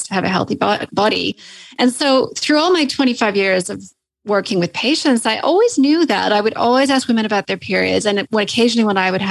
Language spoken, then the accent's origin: English; Canada; accent: Canadian; moved away as an adult; now in Sydney, Australia; So as you can probably hear from my accent, I'm Canadian.